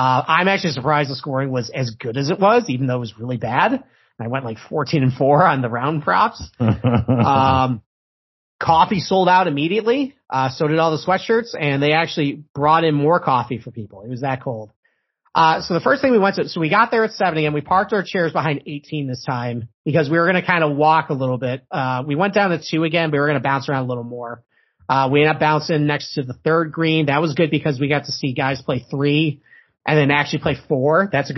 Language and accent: English; Rochester, New York, United States; And I'm from Rochester, New York, and I thought I could handle it.